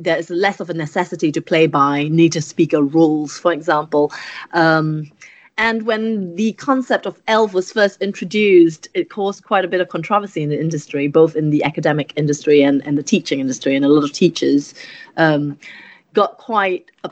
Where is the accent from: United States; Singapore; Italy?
Singapore; first language English; moved away as an adult; also born or lived in Germany / York; now in United Kingdom; I come from Singapore, and in Singapore people speak multiple languages, so English tends to be the first language